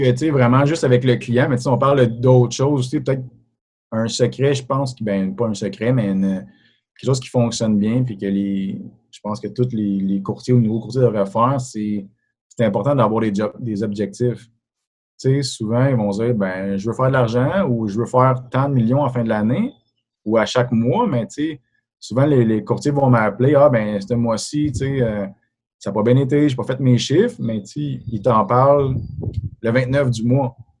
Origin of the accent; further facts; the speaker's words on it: Sainte-Agathe-des-Monts, Quebec, Canada; moved away as an adult; also born or lived in Montreal; now in Terrebonne, Canada; j'ai grandi à Laurentide. suis un gars de Sainte-Agathe-des-Monts